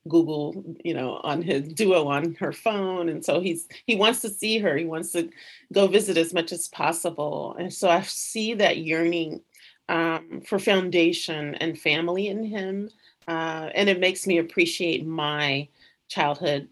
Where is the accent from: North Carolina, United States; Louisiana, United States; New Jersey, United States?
Louisiana, United States; moved away as an adult; now in Los Angeles, United States; I'm originally from the South, from Louisiana.